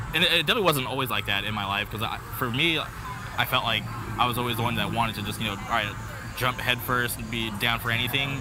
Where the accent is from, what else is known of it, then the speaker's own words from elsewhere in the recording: Palm Springs, California, United States; now in Orange County, United States; growing up in Palm Springs